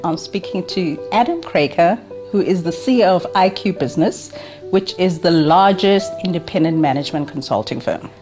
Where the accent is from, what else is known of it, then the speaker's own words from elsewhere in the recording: South Africa; being South African